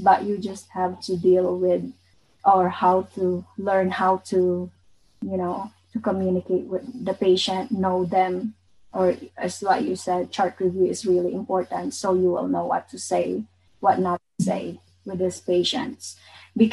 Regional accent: Bicol Region, Philippines; I'm from Bicol

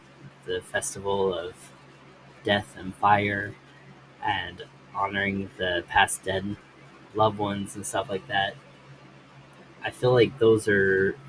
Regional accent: Indonesia; I was born and raised in Indonesia, and have worked for nearly a decade here as a documentary and travel photographer.

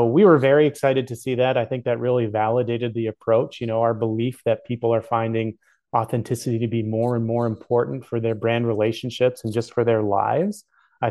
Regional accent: Canada; as a Canadian

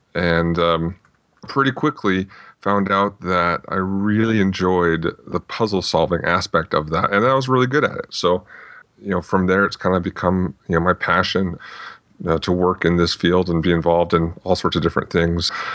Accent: Phoenix, Arizona, United States; also born or lived in Tucson, Arizona; I grew up mostly in the uh, the Phoenix, Arizona area. Before that, my dad was in the Air Force, so we bounced around a little bit

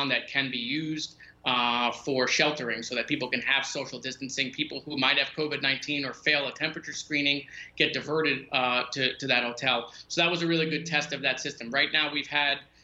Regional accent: Parkland, Florida, United States; my hometown

